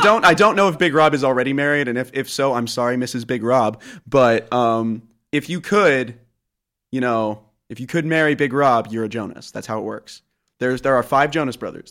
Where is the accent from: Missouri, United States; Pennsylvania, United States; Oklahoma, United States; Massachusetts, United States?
Missouri, United States; Columbia; now in Iowa, United States; I was born and raised in Columbia, Missouri, home of the Mizzou Tigers